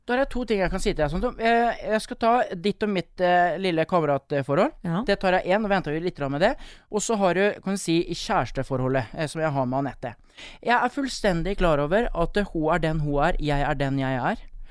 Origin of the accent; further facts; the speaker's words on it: Østfold, Norway; moved away as an adult; also born or lived in Bergen; now in Sotra, Norway; er jeg østlending, eller østfolding